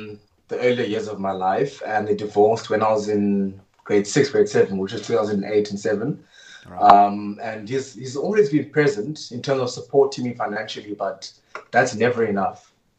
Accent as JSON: {"language": "English", "town": "East London", "region": "Eastern Cape", "country": "South Africa", "said": "I'm from East London."}